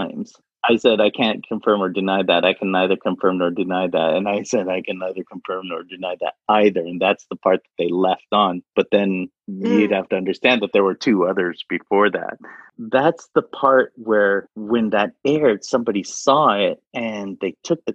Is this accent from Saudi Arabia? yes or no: yes; Saudi Arabia; first language Arabic; I'm from Saudi Arabia.